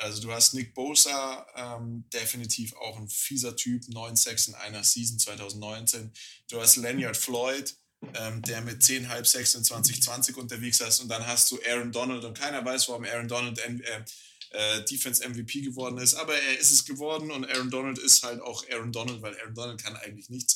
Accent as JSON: {"language": "German", "country": "Germany", "said": "als Deutscher"}